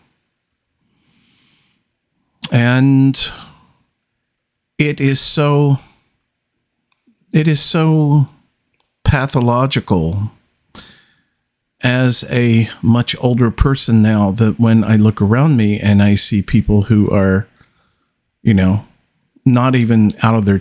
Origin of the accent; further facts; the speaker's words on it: United States; an American who is living in America